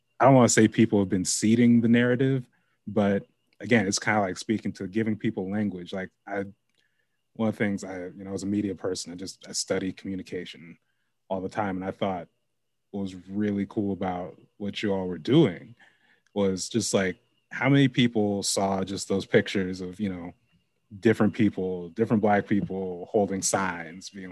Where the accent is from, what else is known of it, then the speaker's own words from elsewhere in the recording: Lake Oswego, Oregon, United States; I grew up in Lake Oswego.